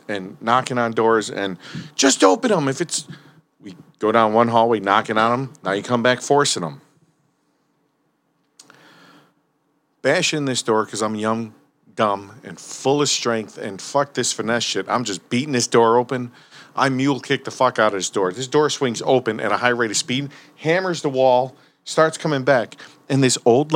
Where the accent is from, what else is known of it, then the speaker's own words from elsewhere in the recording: Berwyn, Illinois, United States; I grew up in Berwyn. I'm still at home with my parents.